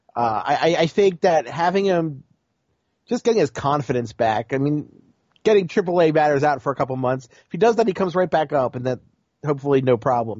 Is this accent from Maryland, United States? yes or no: yes; Baltimore, Maryland, United States; you know I'm from Baltimore